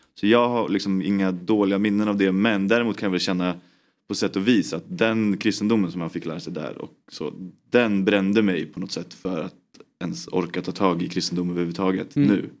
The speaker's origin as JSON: {"language": "Swedish", "town": "Uppsala", "region": "Uppsala County", "country": "Sweden", "tie": "born or raised there", "said": "jag är från Uppsala. Jag är en hemmakär kille"}